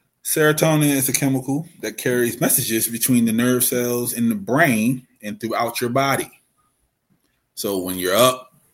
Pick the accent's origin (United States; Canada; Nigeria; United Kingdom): United States; Baltimore, Maryland; accent: Baltimore; My Baltimore accent